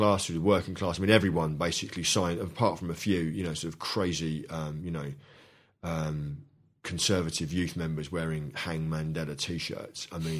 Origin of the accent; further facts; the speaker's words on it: London, United Kingdom; Initially, when I was brought up in London in the 70s, you know, the default position, both at home and at school